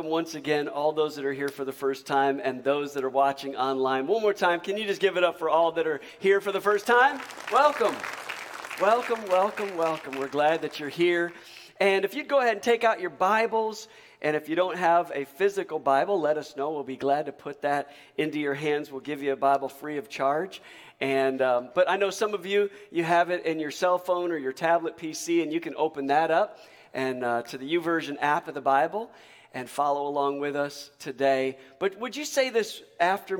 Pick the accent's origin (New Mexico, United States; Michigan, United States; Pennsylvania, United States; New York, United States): Michigan, United States; now in Alabama, United States; growing up in Michigan